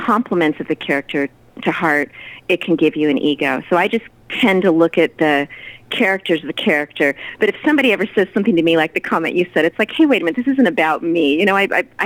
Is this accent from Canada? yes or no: no; Southern California, United States; I was born in Southern California